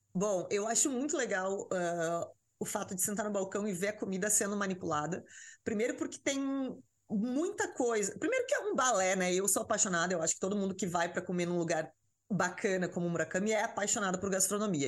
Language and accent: Portuguese; the South, southern Brazil, Brazil; moved away as an adult; now in São Paulo, Brazil; eu sou do Sul